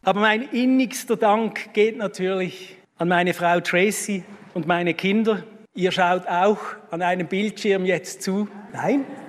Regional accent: Basel-Stadt, Switzerland; meinem Heimatkanton

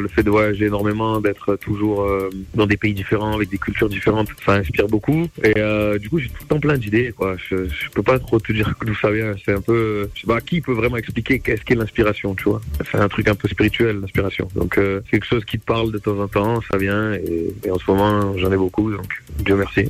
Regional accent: Marseille, Provence-Alpes-Côte d'Azur, France; moved away as an adult; also born or lived in Miami, United States; now in Lisbon, Portugal; je suis originaire de Marseille et je suis parti, je suis parti de la France en 2016

